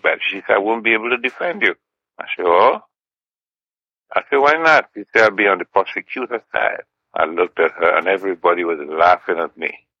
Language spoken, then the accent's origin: English; Trinidad & Tobago; also born or lived in Grand Roy, Grenada; now in United States; At eight months old, my family migrated to Trinidad and Tobago